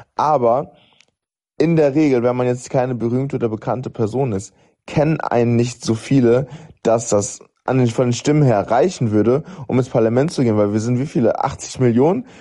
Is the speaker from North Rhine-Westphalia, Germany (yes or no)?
no; Bavaria, Germany; ich komme aus Bayern